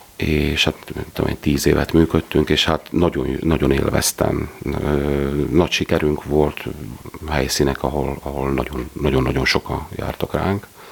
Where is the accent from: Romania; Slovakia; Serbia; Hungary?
Slovakia; Dióspatony, Trnava Region; én Diospatonyiból származom